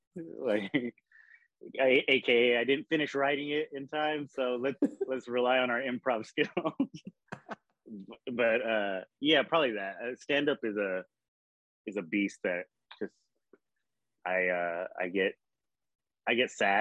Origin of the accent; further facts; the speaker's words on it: Bakersfield, California, United States; I grew up in Bakersfield, California.